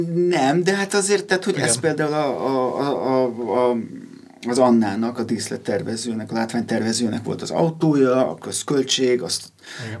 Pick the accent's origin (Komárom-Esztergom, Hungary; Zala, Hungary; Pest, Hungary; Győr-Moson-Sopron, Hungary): Pest, Hungary; Pilisborosjenő; Pilisborosan nőttem fel